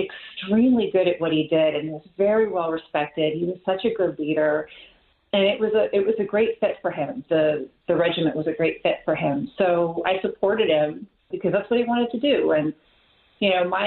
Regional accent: Bethlehem, Pennsylvania, United States; also born or lived in New Jersey; Bethlehem, Pennsylvania, which is my hometown

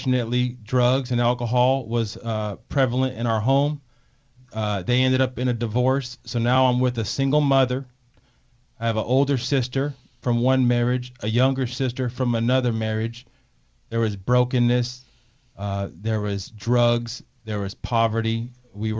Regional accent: San Pablo, California, United States; also born or lived in Martinez, California; I am a local boy. I'm from Montalvin Manor, which is in San Pablo, California. I did have it rough growing up

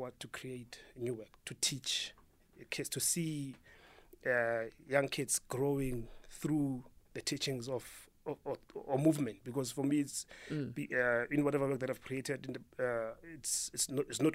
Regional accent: Johannesburg, Gauteng, South Africa; I was born and bred in Alexander Township.

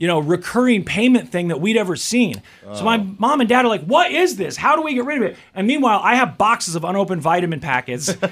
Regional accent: United States; growing up in America

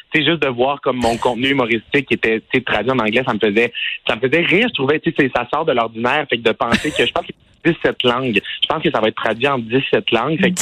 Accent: Quebec, Canada; moved away; je viens du Saguenay-Lac-Saint-Jean

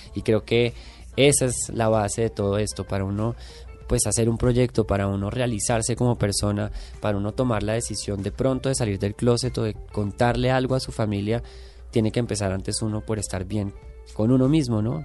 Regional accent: Bogotá, Colombia; moved away as an adult; now in Mexico; quién soy como colombiano, como persona que nació en Bogotá, en los 80

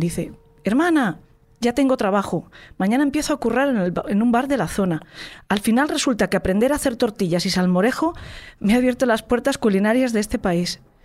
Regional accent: Spain

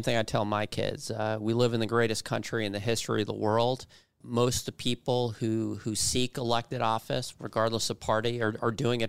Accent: Yorktown Heights, New York, United States; also born or lived in Bronx; So I grew up in New York, born in the Bronx.

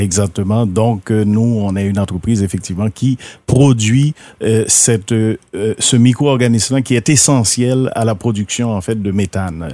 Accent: Haiti; now in Rivière-du-Loup, Canada; je suis haïtien d'origine, immigrant et puis je suis arrivé dans le bas Saint-Laurent à cause du travail

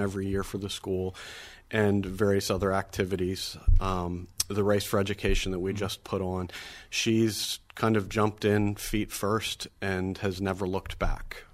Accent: Erie, Pennsylvania, United States; now in Sewickley, United States; growing up at St. James in Erie, my four siblings, my mother and father, and I were all very involved in all aspects of the parish and school life

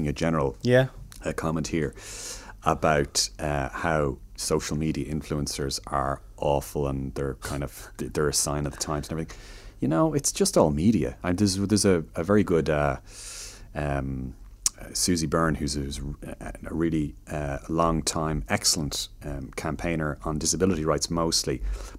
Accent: Chicago, Illinois, United States; born there; I mean, my dad is a Chicagoan, so I was born in Chicago, and my dad is American, lives in Chicago

